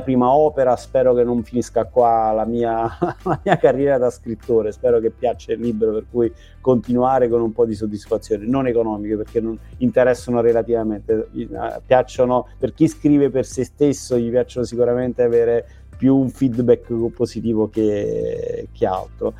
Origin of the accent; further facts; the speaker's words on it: Benevento, Campania, Italy; Io vengo da Benevento